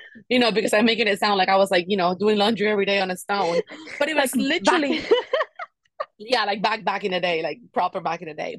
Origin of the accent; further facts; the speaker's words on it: Cuba; moved away; I grew up in Cuba, and Cuba is like living back in the fifties